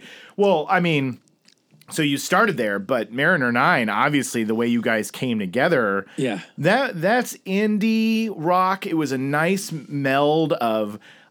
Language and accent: English; Oklahoma, United States; also born or lived in Chicago suburbs, Illinois; now in Los Angeles, United States; I moved here in 2001.